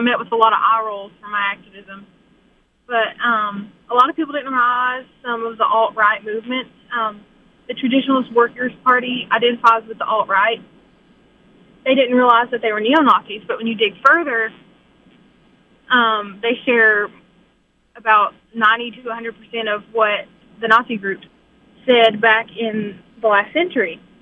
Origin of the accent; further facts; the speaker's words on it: Pikeville, Kentucky, United States; I'm from Pikeville, Kentucky